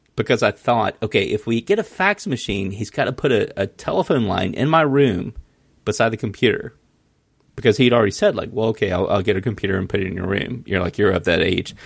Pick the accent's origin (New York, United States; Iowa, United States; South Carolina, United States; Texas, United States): South Carolina, United States; Mullins; I grew up in Mullins, South Carolina.